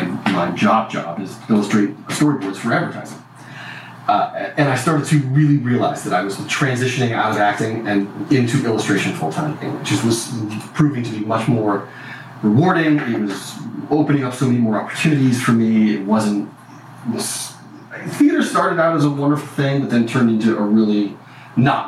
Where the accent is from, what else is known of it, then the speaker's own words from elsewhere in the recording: Bristol, Rhode Island, United States; moved away as an adult; also born or lived in Syracuse, New York / Santa Cruz, California / San Francisco Bay Area; I grew up in Rhode Island, actually. I grew up in Rhode Island in a town called Bristol.